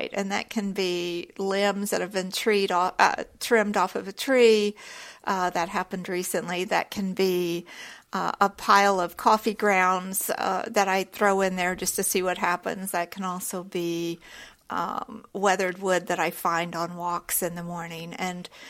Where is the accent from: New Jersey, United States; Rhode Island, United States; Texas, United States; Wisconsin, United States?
Texas, United States; Houston; I grew up in Houston